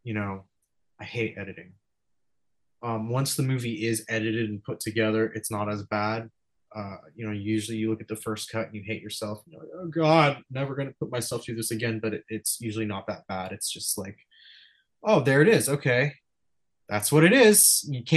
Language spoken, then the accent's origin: English; Los Angeles, California, United States; I'm from Venice